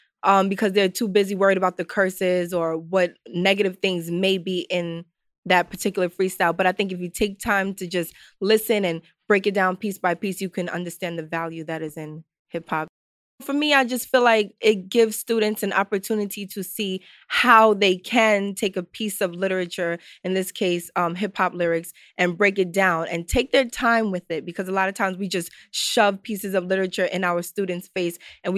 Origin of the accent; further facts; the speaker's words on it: New York City, New York, United States; I'm from the Bronx